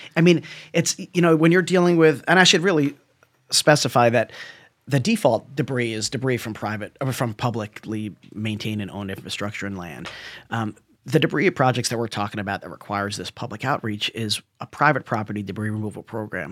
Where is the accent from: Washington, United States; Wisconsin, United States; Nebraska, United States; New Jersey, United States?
New Jersey, United States; now in California, United States; I'm a guy from Jersey